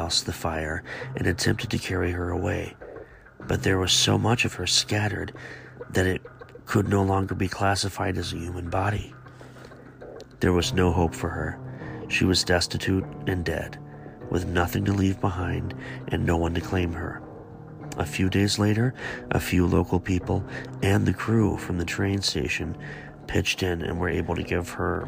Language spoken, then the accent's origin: English; Beaver, Ohio, United States; also born or lived in Givens, Ohio; I grew up in a really small town called Beaver, Ohio